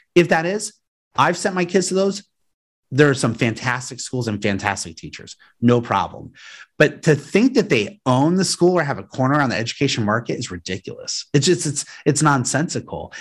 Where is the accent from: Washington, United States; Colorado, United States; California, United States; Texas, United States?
Colorado, United States; Aurora; I grew up in Aurora, Colorado, outside Denver